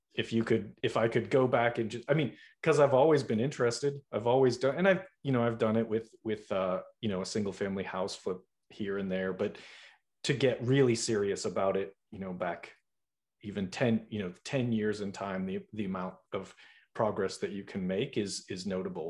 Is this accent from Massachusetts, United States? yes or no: yes; Boston, Massachusetts, United States; I'm from Boston, so I'm a, I'm a northeaster myself